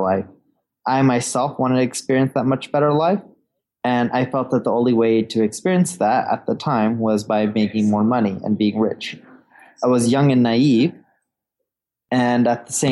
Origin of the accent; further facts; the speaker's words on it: Orange County, California, United States; also born or lived in London; now in Seattle, United States; I was born in London. I grew up in Orange County. My parents decided to move to California, right? Orange County, California, when I was a little baby.